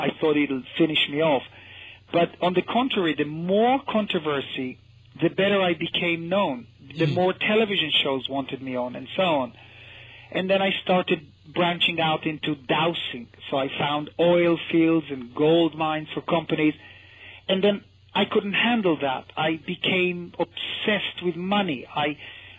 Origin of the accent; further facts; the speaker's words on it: Israel; moved away; me, an Israeli